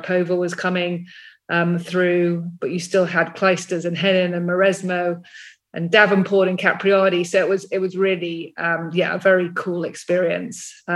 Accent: United Kingdom; moved away as an adult; now in United States; you can probably tell from my accent, I grew up across the pond. In fact, I'm back in the UK at the moment just for a few days

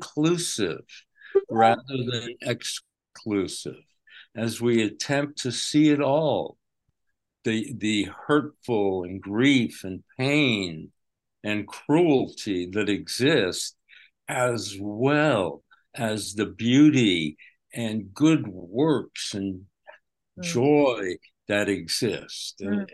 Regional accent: New York, United States; Okay, I grew up in Westchester County

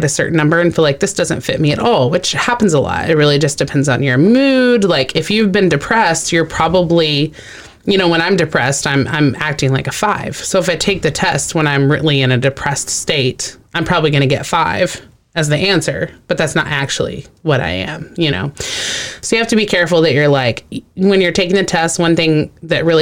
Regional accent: Texas, United States; I grew up in Texas around a lot of Hispanic people

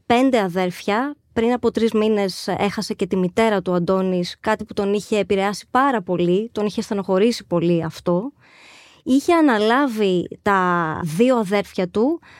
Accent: Agios Nikolaos, Crete, Greece; ήμασταν συντοπίτες καταγόμαστε και δύο από τον Άγιο Νικόλαο Κρήτης

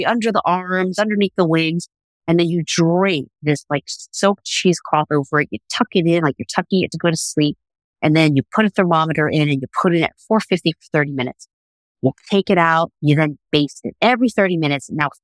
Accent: New York City, New York, United States; growing up in Brooklyn and going to school in Brooklyn

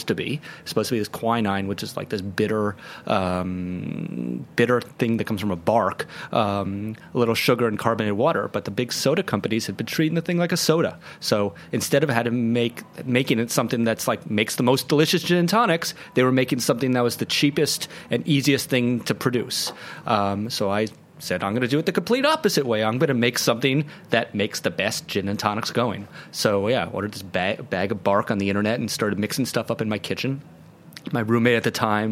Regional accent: New York City, New York, United States; I'm from New York City

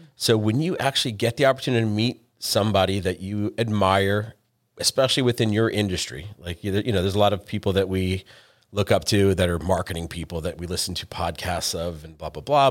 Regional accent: New England, United States; moved away; I'm from New England.

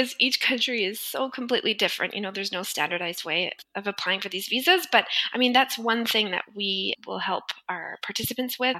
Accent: Calgary, Alberta, Canada; also born or lived in Paris; I was actually born in Calgary, Alberta, and I also grew up there.

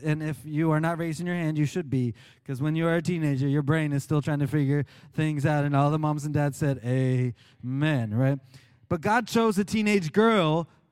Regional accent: Oklahoma, United States; moved away; When I was growing up in Oklahoma

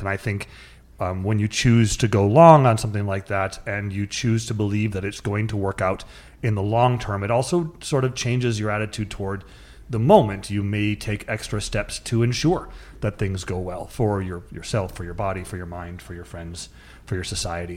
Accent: North Dakota, United States; I grew up in North Dakota in sort of a rural, kinda crusty, no emotions shown to each other, not hugging

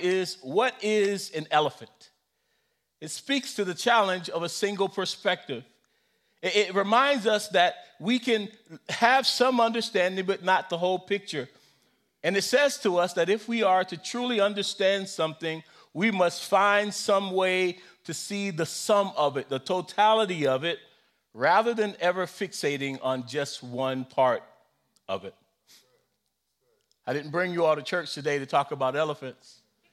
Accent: South Carolina, United States; I grew up in South Carolina, and we could not say lie, and so we had to say story

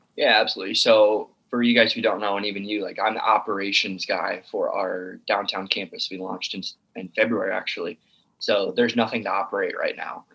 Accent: Sioux City, Iowa, United States; now in Omaha, United States; I live in Omaha, Nebraska. I li- I was born and raised in Sioux City, Iowa

